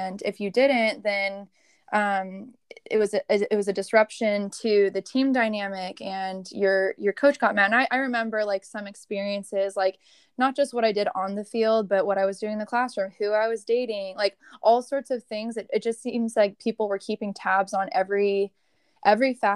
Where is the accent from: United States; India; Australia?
United States; San Diego, California; moved away as an adult; now in Charlotte, United States; I'm originally from San Diego